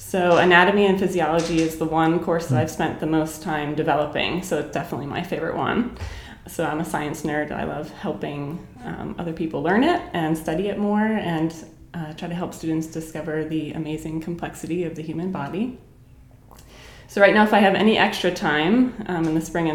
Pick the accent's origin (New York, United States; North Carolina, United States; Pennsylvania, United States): Pennsylvania, United States; Pittsburgh; moved away as an adult; now in Lancaster, United States; I grew up in Pittsburgh